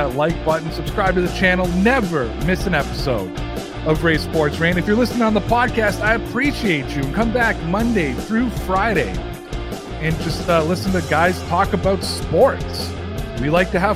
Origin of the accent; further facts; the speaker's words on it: Toronto, Ontario, Canada; I'm from Toronto